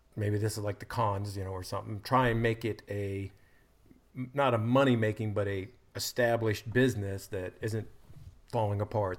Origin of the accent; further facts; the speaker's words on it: United States; I'm an American